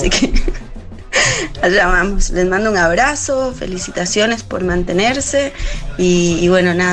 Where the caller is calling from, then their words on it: Costa Rica; Hola chicas … desde Costa Rica.